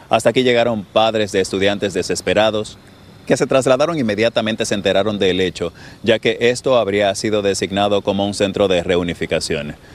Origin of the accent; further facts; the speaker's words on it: Colombia; moved away; also born or lived in Venezuela; Lo que pasa es que yo soy colombiano pero radicado en Venezuela. Eh, mi, mamá me ha llevado dos años de Colombia para Venezuela.